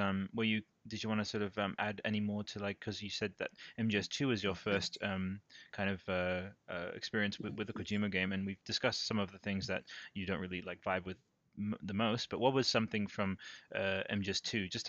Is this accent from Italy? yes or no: yes; Italy; moved away; I grew up in Italy